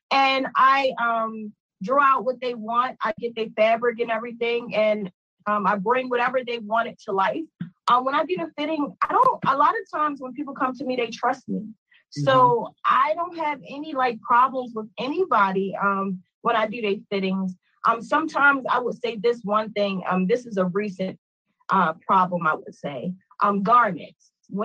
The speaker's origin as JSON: {"language": "English", "town": "Baltimore", "region": "Maryland", "country": "United States", "tie": "born or raised there", "said": "I'm from Baltimore, Maryland, born and raised, and excited about that as well. I've been living here my whole life"}